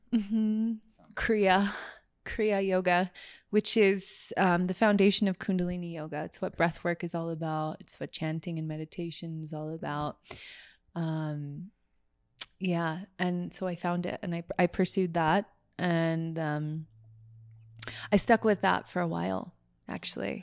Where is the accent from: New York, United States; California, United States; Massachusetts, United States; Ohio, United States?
California, United States; San Francisco Bay Area; growing up in the San Francisco Bay Area as a Catholic